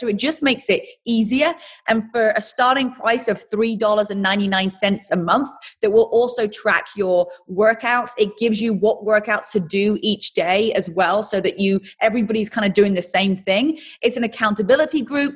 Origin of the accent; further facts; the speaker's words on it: England, United Kingdom; accent: British; moved away as an adult; also born or lived in London; now in United States; originally I'm from England and I came to America 22, 23 years old